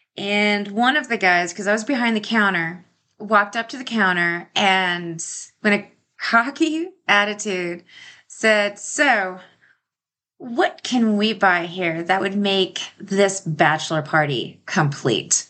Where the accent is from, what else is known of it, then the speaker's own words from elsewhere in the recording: the South, United States; moved away; I am from the South